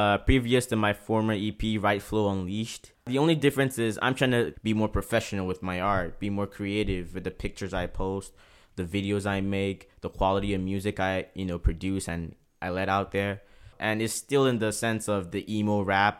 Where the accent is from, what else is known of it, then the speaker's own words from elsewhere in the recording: Port Harcourt, Rivers State, Nigeria; now in Prince Edward Island, Canada; growing up in Port Harcourt was very, very tough.